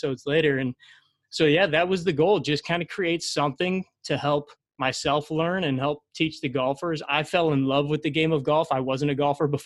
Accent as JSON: {"language": "English", "town": "St. Louis", "region": "Missouri", "country": "United States", "tie": "born or raised there", "said": "I grew up in St. Louis, born and raised"}